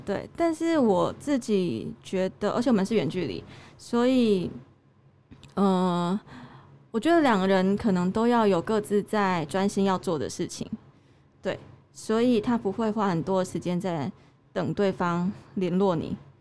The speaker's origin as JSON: {"language": "Chinese", "region": "Tainan", "country": "Taiwan", "also_born_or_lived": "Taipei", "moved": "yes", "lives_now": "Chiayi, Taiwan", "said": "我是台南人，南部的人嘛"}